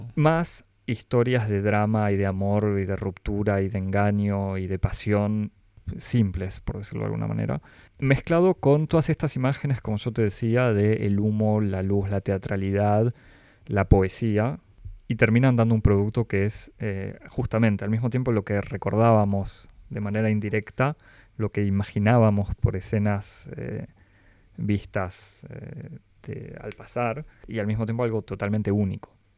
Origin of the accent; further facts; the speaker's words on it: Argentina; moved away as an adult; now in France; soy argentino, con otro amigo argentino vivimos en Francia desde hace varios años